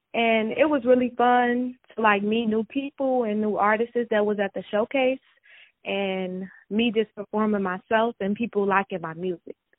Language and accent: English; Chicago, Illinois, United States; I'm from Chicago